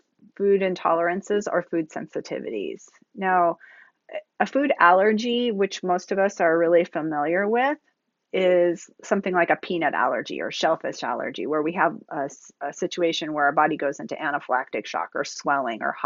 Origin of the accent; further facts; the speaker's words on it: Seattle, Washington, United States; I'm from Seattle